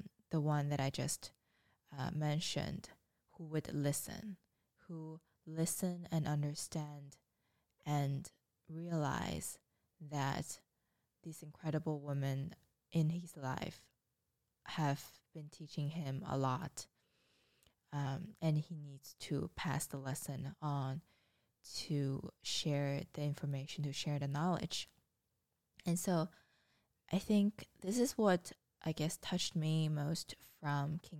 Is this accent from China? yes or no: yes; China; moved away; I grew up in China and went through the education system